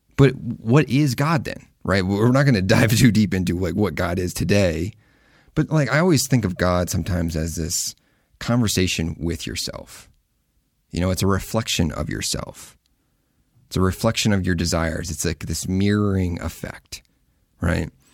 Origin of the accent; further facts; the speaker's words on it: Midwest, United States; I grew up in the Midwest